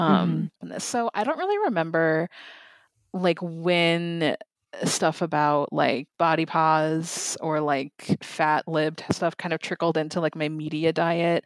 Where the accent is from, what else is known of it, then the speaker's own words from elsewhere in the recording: Lakeville, Minnesota, United States; I grew up in Lakeville, Minnesota, which it's very, like, white